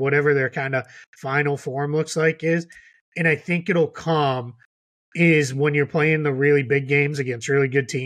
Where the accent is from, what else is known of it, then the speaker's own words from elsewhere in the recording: Boston, Massachusetts, United States; I'm a Celtics guy because I grew up in Boston